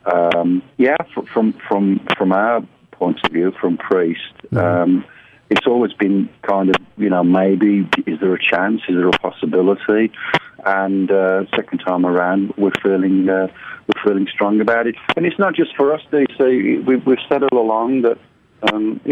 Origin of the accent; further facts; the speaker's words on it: United Kingdom; As a British metalhead from a British heavy metal band